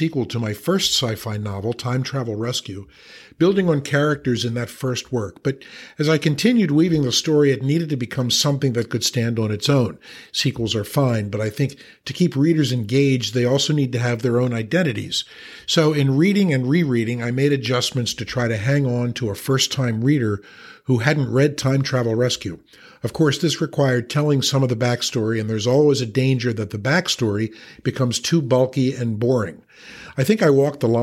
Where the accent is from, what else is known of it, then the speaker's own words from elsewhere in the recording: Philadelphia, Pennsylvania, United States; moved away; my hometown, Philadelphia